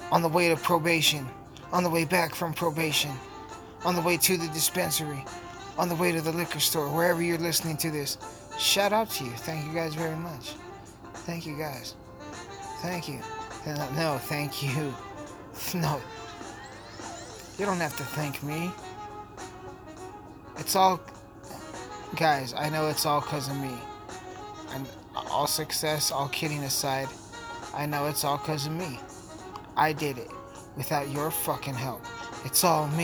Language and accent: English; Alamosa, Colorado, United States; my hometown.